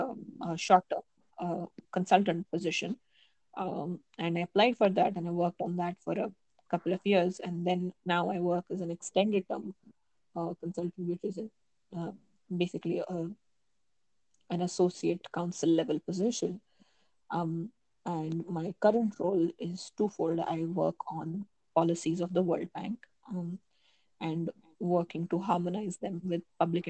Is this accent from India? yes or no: yes; India; Indian students applying elsewhere